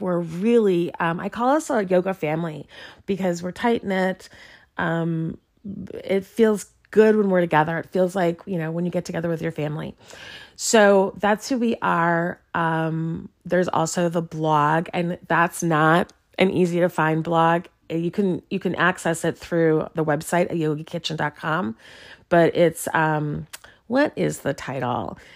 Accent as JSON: {"language": "English", "town": "Chicago", "region": "Illinois", "country": "United States", "tie": "born or raised there", "moved": "yes", "lives_now": "Lawrence, Kansas, United States", "said": "my hometown of Chicago"}